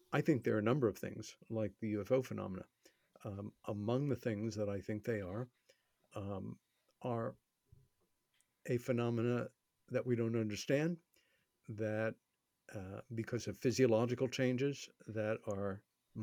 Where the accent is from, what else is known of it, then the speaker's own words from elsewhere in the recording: New York City, New York, United States; my hometown, New York City